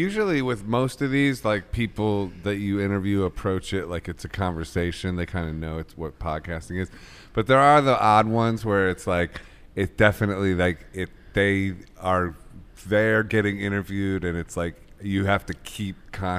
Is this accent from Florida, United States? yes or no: no; Akron, Ohio, United States; Oh, good, because I'm from Ohio. I'm from Akron.